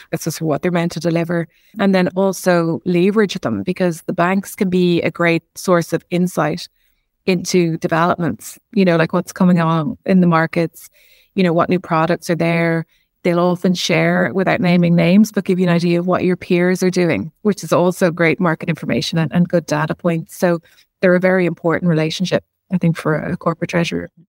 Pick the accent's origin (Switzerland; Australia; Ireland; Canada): Ireland; being Irish